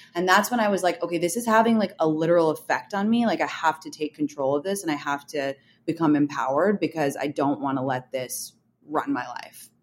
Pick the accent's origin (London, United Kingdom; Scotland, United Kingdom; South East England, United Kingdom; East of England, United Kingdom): London, United Kingdom; moved away; I grew up in London